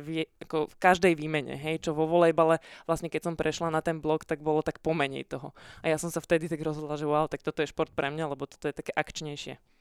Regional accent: Pezinok, Bratislava Region, Slovakia; ja som sa síce narodila v Bratislave, ale ja som z Pezinka, celá rodina, čiže my sme tam, uh, my sme bývali v takej odlahlejšej časti

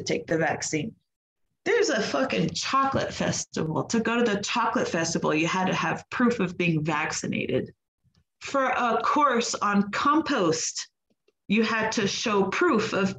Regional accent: United States; I'm American

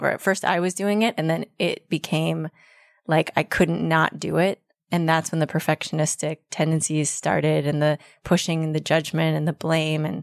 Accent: Denver, Colorado, United States; now in Berkeley, United States; Denver, Colorado.

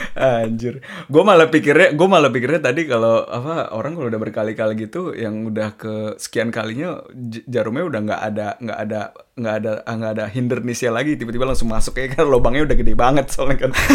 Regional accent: Indonesia; moved away; gue dari Indonesia

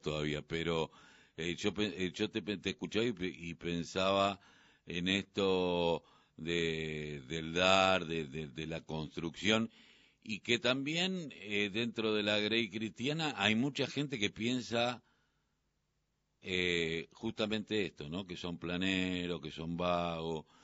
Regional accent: Buenos Aires Province, Argentina; Yo soy del conurbano.

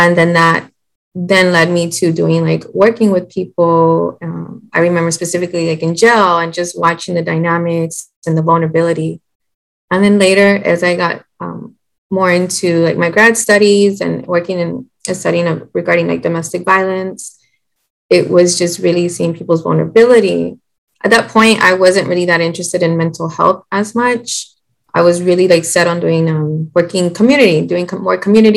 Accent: San Antonio, Texas, United States; I'm from San Antonio, Texas

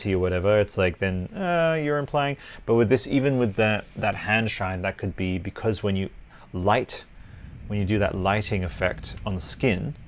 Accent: Italy; I grew up with this in Italy.

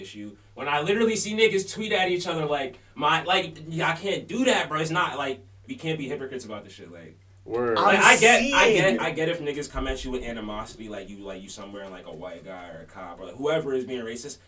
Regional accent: New York, United States; growing up in New York

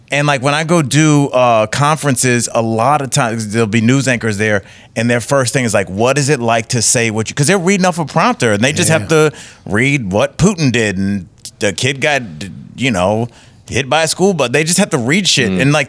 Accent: Cleveland, Ohio, United States; I mean, I'm born and raised in Cleveland.

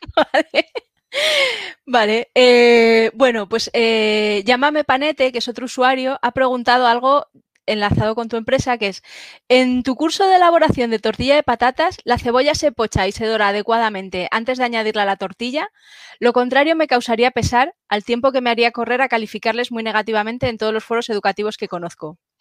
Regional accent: Spain; los españoles

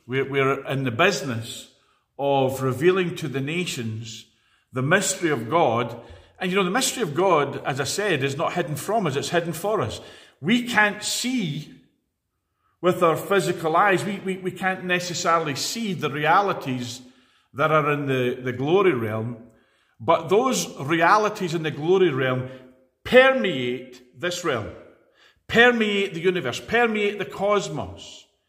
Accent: Edinburgh, Scotland, United Kingdom; now in Glasgow, United Kingdom; I was born in Edinburgh

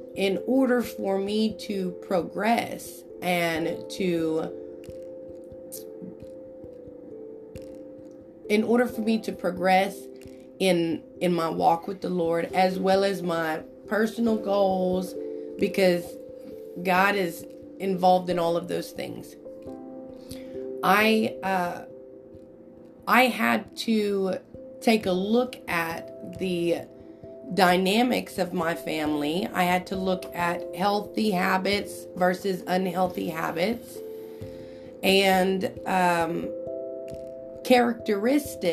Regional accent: Enid, Oklahoma, United States; also born or lived in Ponca City, Oklahoma; I grew up right here in Enid, Oklahoma

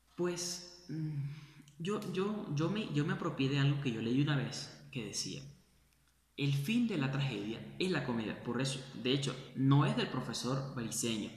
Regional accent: Venezuela; moved away; hablo de mi país, de donde vengo

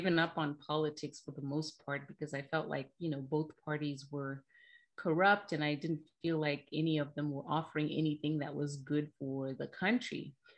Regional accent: Zimbabwe; moved away as an adult; now in United States; I was born and raised in Zimbabwe, and I came to the United States at the age of 19

